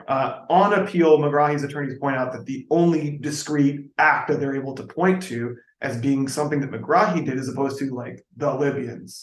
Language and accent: English; Texas, United States; when I was a kid growing up in Texas, like out here